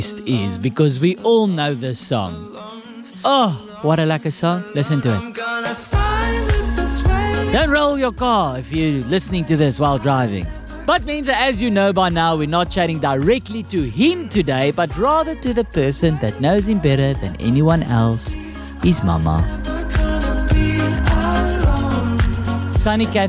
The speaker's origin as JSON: {"language": "English", "town": "Kempton Park", "region": "Gauteng", "country": "South Africa", "said": "I'm from Kempton Park"}